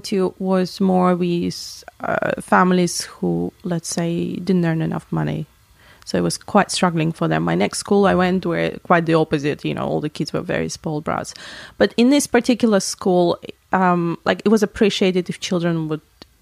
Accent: Latvia; moved away; where I was born in Latvia.

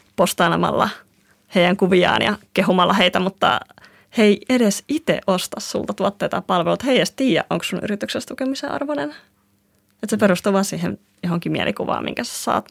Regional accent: Kuusankoski, Kymenlaakso, Finland; me ollaan Kuusalta, että se tulee Kuusan koskelta. Mä tulen sieltä, missä toisella puolella on junavaunut täynnä graffiteja ja toisella puolella tietä kasvaa sitten sitä loputonta metsää. Se on ihan erilainen ympäristö kasvaa sieltä

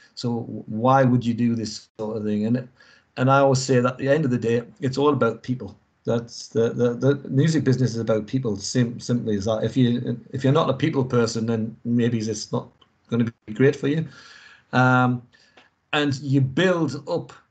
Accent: England, United Kingdom; moved away; obviously I'm English and I'm not in England either

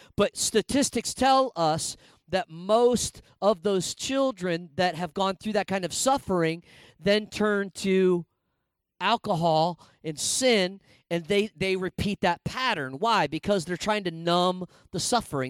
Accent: Indiana, United States; moved away as an adult; also born or lived in Minneapolis; I grew up in Indiana, was going to Bible college in Minneapolis

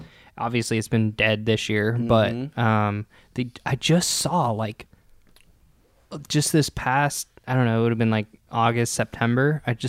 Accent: Columbus, Nebraska, United States; Growing up in Columbus, Nebraska.

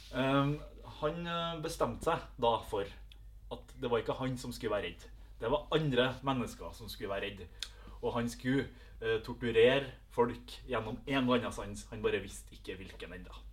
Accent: Melhus, Trøndelag, Norway; fra Melhus

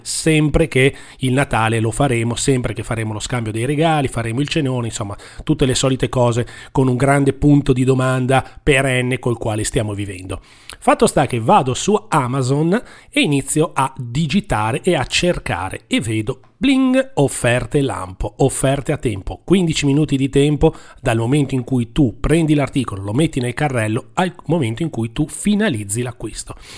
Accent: Genoa, Liguria, Italy; siamo di Genova

